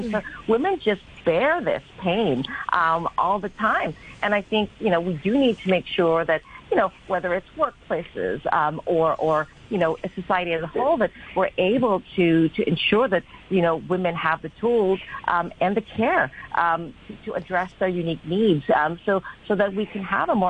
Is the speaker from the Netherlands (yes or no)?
no; Hong Kong; I think I'm a Filipina myself. I grew up here in Hong Kong as an expatriate child.